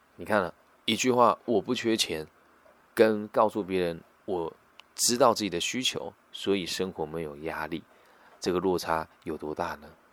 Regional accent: Taiwan; 我是来自台湾的

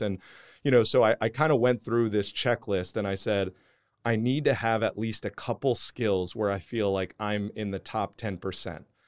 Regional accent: New Jersey, United States; moved away as an adult; also born or lived in Houston, Texas; growing up in New Jersey

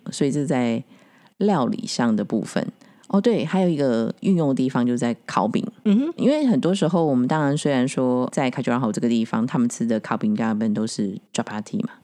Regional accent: Taiwan; 我们台湾人

